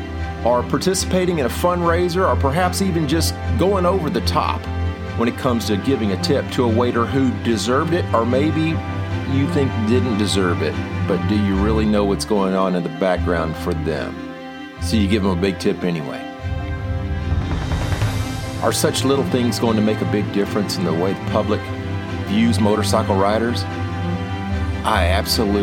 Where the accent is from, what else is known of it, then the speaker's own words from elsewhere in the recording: McKinney, Texas, United States; I grew up in McKinney, Texas, which used to be a small town